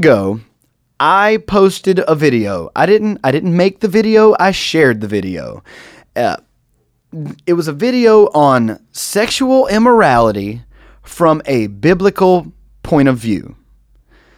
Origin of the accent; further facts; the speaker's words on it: United States; I, as an American